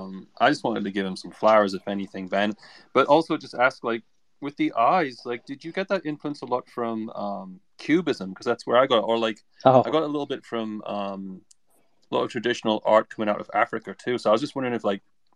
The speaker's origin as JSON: {"language": "English", "region": "England", "country": "United Kingdom", "tie": "born or raised there", "said": "growing up in England, you know?"}